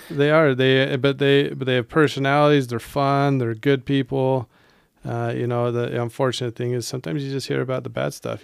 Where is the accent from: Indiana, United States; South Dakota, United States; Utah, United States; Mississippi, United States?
Utah, United States; Holladay; moved away; I grew up in Holiday